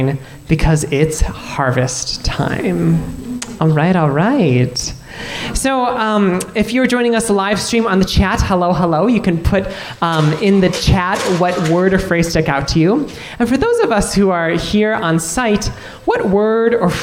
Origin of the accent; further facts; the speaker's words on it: Minnesota, United States; I was born here in Minnesota, raised here in Minnesota